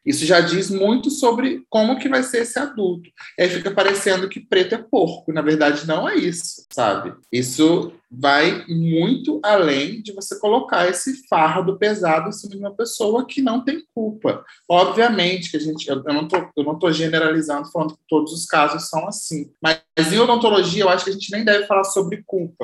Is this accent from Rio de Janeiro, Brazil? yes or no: yes; Valença, Rio de Janeiro, Brazil; A gente é da mesma cidade, eu também sou da cidade de Valença